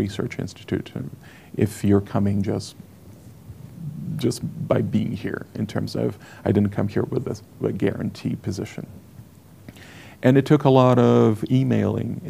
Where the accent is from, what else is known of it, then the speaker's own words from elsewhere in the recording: Brazil; English is a second language; moved away as an adult; now in United States; I was from Brazil